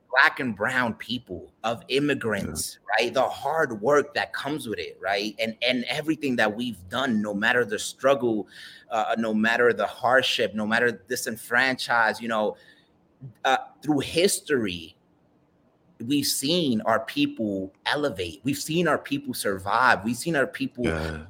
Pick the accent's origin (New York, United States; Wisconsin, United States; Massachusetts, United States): New York, United States; New York City; I'm a Dominican kid from the BX